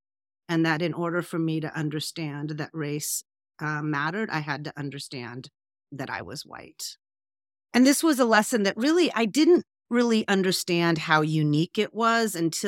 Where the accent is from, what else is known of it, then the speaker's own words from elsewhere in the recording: Pasadena, California, United States; So just to give some little context of that, I grew up in Pasadena, and at the height of the school integration fights.